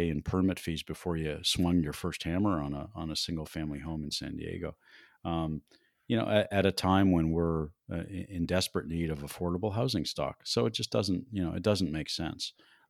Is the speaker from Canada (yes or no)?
yes; Canada; now in Denver, United States; When I moved to Denver in 1978 from Canada, it was, you know, a medium-sized town, but so different than the city it is today, 42 years later.